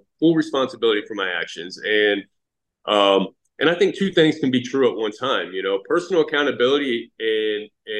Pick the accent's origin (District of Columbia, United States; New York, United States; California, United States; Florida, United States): Florida, United States; Fort Pierce; So I grew up in Fort Pierce, Florida. I'm 40 years old, born 1983, Fort Pierce, Florida